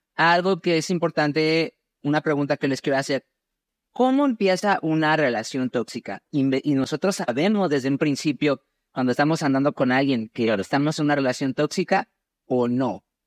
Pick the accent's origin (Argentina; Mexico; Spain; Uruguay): Mexico; yo soy mexicano.